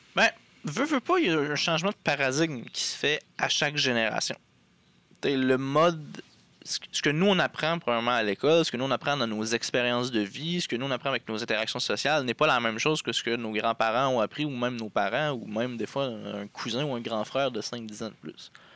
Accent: Abitibi, Quebec, Canada; moved away; Je viens de l'Abitibi, dans le fin fond euh, du Québec.

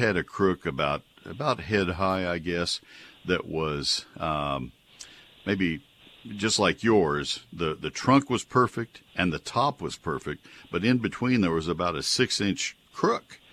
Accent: College Station, Texas, United States; When I was a kid, growing up in College Station

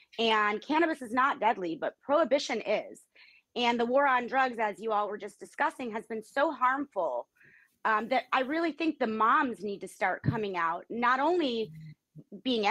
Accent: Florida, United States; Florida being my home state

